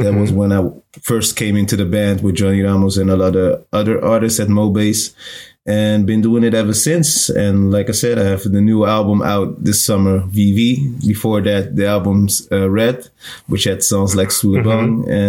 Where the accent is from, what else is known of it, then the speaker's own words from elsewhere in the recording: Rotterdam, South Holland, Netherlands; I was born and raised in Rotterdam.